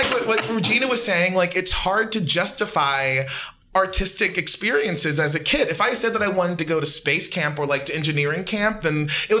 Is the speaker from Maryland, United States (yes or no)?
yes; Baltimore, Maryland, United States; I'm from Baltimore. I'm from the east side of Baltimore.